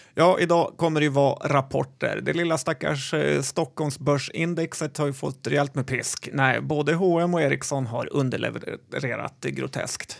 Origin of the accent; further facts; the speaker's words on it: Sweden; en svennebanan som jag